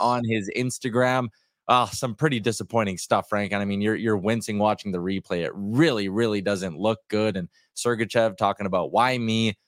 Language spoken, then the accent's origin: English; Canada; as a Canadian